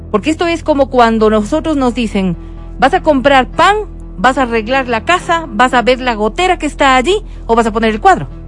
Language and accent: Spanish; Otavalo, Imbabura, Ecuador; Nací en Otavalo, pues.